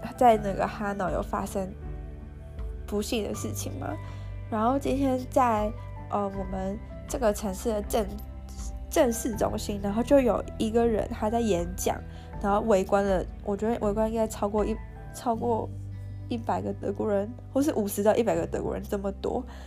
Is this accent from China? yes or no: no; Taiwan; moved away; 我是台湾人